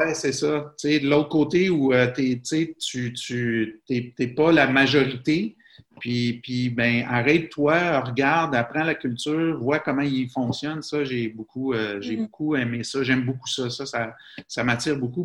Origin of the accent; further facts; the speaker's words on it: Quebec, Canada; moved away as an adult; also born or lived in Bahrain; un Canadien comme ou un Québécois comme moi